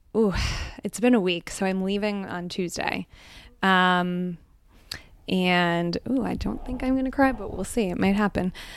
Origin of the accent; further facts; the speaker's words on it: Scranton, Pennsylvania, United States; first language Gujarati; moved away as an adult; also born or lived in New York City; I grew up in Northeast Pennsylvania in Scranton